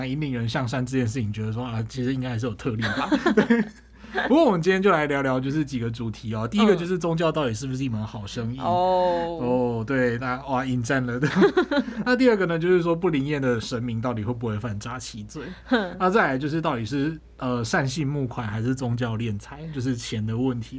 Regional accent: southern Taiwan, Taiwan; 因为我是南部出生的小孩嘛，嗯嗯，就是。那种，而且是那种宫庙旁边的小孩哦，对，就是出去之后，左边一间庙，右边两间庙之类的，对，都很近。

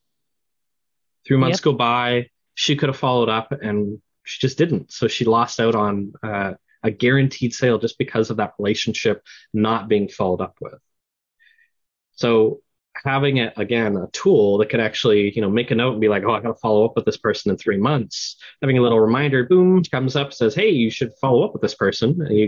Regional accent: Canada; I'm Canadian

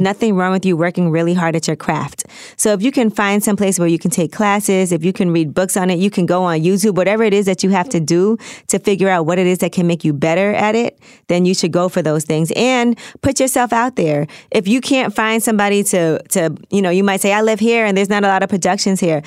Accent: New York City, New York, United States; I'm from New York. I'm from Brooklyn. I talk really fast

